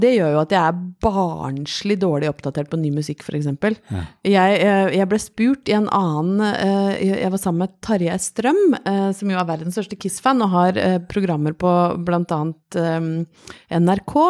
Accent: Brøttum, Innlandet, Norway; Jeg vokste opp på Brøttum utafor Lillehammer

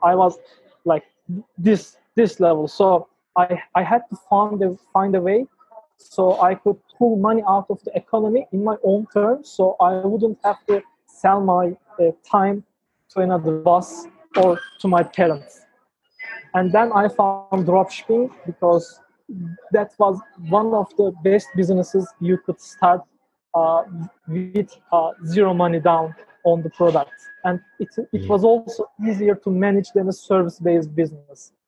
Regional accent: Ankara, Turkey; I, was born in Ankara, the capital of Turkey, and I'm 20 years old

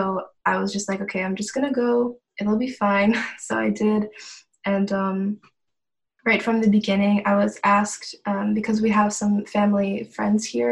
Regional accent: Ohio, United States; moved away as an adult; now in Germany; I'm born and raised in Ohio in America

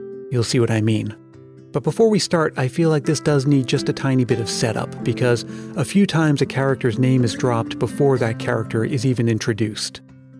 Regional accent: New England, United States; now in California, United States; the beautiful autumns I grew up with in New England, with apple picking and hay rides and pumpkin patches and all of that. And even though I make my home in California now

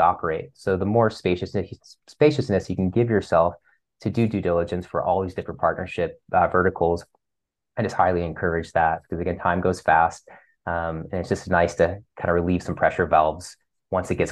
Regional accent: Ohio, United States; moved away; I'm from Ohio originally

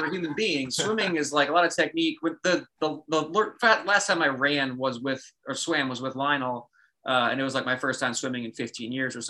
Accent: Los Angeles, California, United States; I'm from Los Angeles

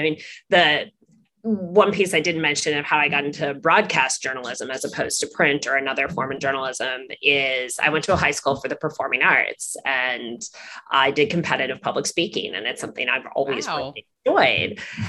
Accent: Midwest, United States; I grew up in the Midwest. Mm-hmm. I'm the first person in my family to go to college.

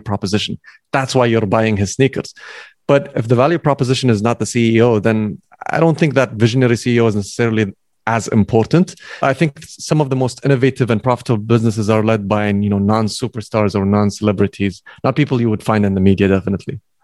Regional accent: Kuwait; also born or lived in United States; I came back from the States. So I came back to Kuwait

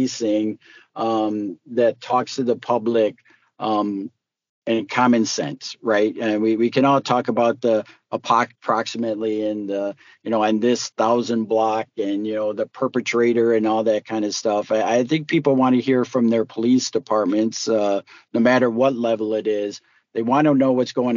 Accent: Detroit, Michigan, United States; also born or lived in Southfield, Michigan; I grew up in the Detroit and Southfield area. So I grew up in Metro Detroit

